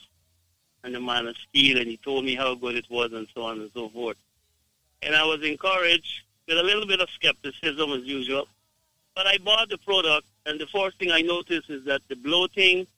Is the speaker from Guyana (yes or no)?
yes; Guyana